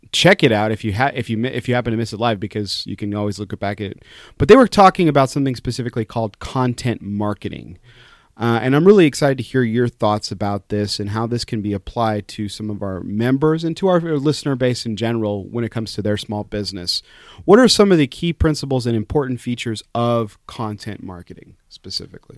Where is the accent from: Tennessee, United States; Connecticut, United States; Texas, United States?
Texas, United States; El Paso; I'm from El Paso, Texas